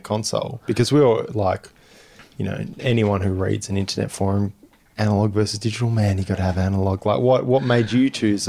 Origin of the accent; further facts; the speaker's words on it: Bunbury, Western Australia, Australia; I'm from Bunbury.